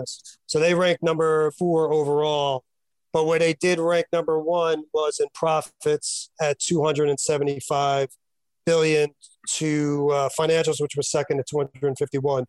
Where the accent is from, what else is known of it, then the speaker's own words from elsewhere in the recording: Yonkers, New York, United States; my hometown of Yonkers